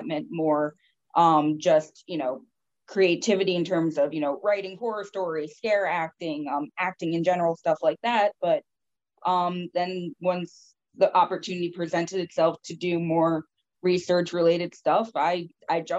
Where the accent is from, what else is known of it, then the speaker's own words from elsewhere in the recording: Stony Point, New York, United States; I grew up in the Hudson Valley. I grew up in Stony Point